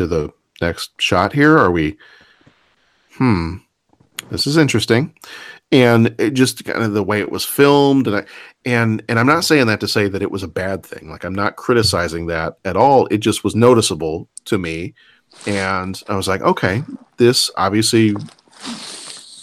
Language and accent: English; the South, United States; moved away; I'm from the South